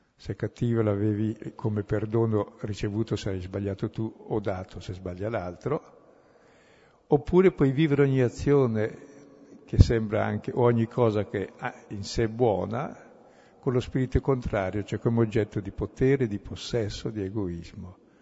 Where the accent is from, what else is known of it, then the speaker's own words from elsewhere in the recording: Brescia, Lombardy, Italy; son bresciano